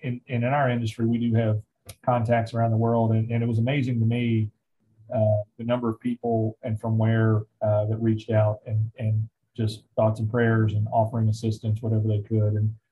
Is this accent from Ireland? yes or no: no; Covington, Kentucky, United States; get up to Covington, my hometown